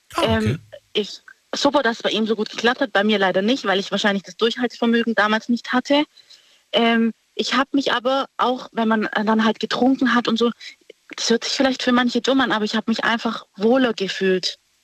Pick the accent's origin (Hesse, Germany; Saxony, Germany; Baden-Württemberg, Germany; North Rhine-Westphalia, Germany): Baden-Württemberg, Germany; Stuttgart; ich bin aus Stuttgart